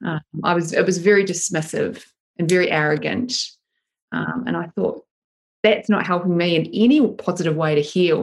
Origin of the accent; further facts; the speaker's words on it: Christchurch, Canterbury, New Zealand; moved away as an adult; also born or lived in United Kingdom; now in Sydney, Australia; I grew up in Christchurch in New Zealand